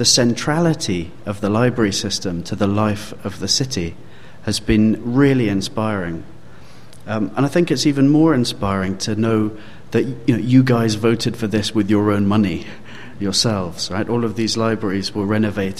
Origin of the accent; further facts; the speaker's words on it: London, United Kingdom; I come from London, and you might have guessed by the accent